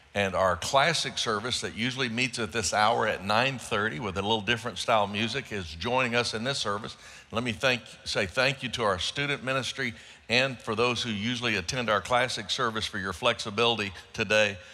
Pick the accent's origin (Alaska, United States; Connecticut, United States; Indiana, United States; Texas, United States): Texas, United States; Dallas; when I was growing up in Southeast Dallas, as a young person in the Dallas area